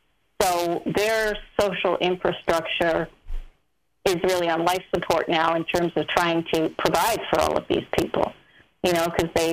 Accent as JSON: {"language": "English", "country": "United States", "said": "I can talk bad about America because I am an American."}